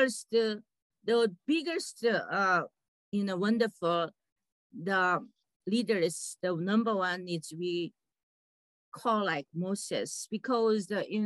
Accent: South Korea; now in United States; I'm a Korean American

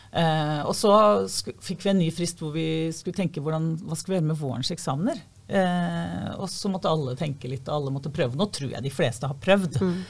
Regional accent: Fredrikstad, Østfold, Norway; Jeg kommer fra Kråkerøy eh, i Fredrikstad

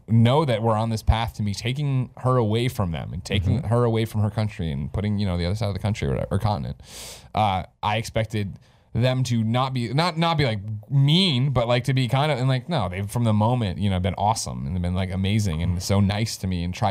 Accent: Chicago, Illinois, United States; moved away; also born or lived in Columbia, Missouri; I come from Chicago

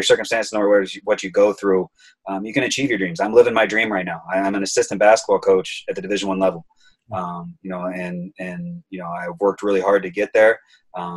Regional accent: Auburn, Indiana, United States; also born or lived in Texas; now in Chicago, United States; I grew up in Auburn, Indiana

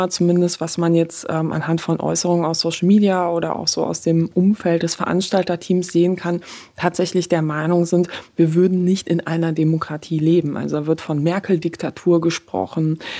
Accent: Poland; born there; Also ich bin in Polen geboren, äh, sag ich mal.

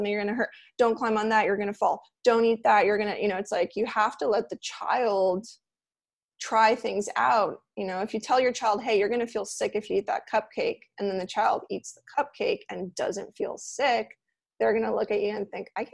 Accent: Los Angeles, California, United States; now in Miami, United States; I grew up in LA near Pasadena

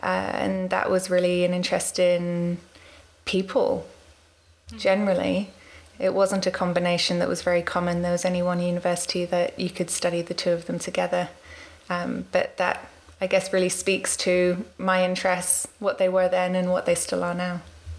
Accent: Washington, District of Columbia, United States; also born or lived in London; now in New Zealand; a bit about me. So I was born in London, and we moved to Washington, D.C. when I was 8 and moved out here to New Zealand in 2004.

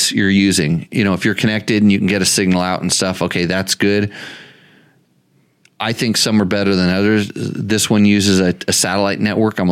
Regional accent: California, United States; I grew up in California

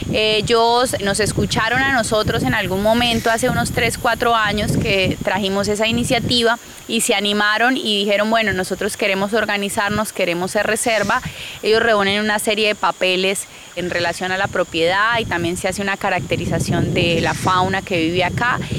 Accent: Yopal, Casanare, Colombia; soy oriunda de Yopal Casanare y vivo actualmente en Yopal Casanare también

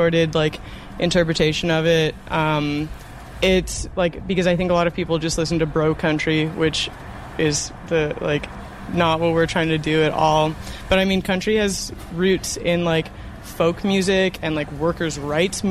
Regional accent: Calgary, Alberta, Canada; now in Vancouver, Canada; I grew up in Calgary

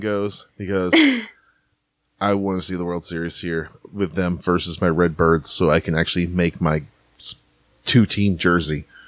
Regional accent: St. Louis, Missouri, United States; now in Houston, United States; I'm from St. Louis

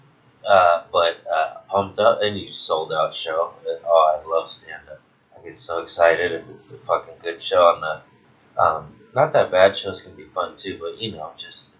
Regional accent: Los Angeles, California, United States; Born and raised, baby. Came up in this fucking jungle.

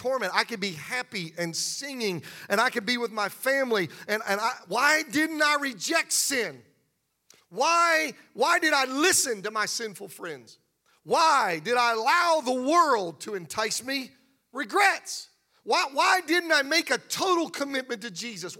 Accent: Pennsylvania, United States; I grew up in Pennsylvania around farmers, and my mom and dad had a garden

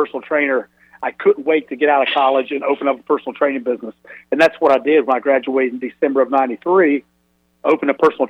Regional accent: Asheboro, North Carolina, United States; moved away as an adult; also born or lived in Greenville, North Carolina / Atlanta, Georgia; I met a personal trainer from my hometown in Asheboro

